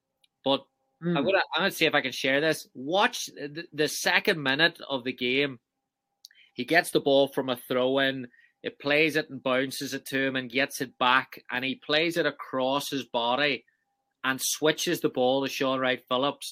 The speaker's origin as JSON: {"language": "English", "region": "Northern Ireland", "country": "United Kingdom", "said": "I'm from Northern Ireland"}